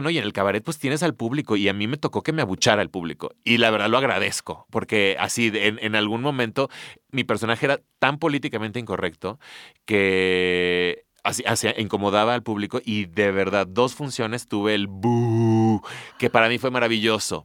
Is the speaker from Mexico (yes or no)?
yes; Mexico; somos así como mexicanos